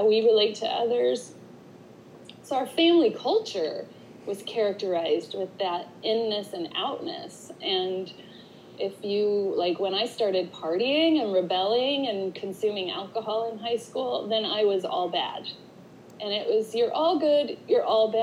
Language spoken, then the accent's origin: English; Utah, United States; I grew up in Utah in the 80s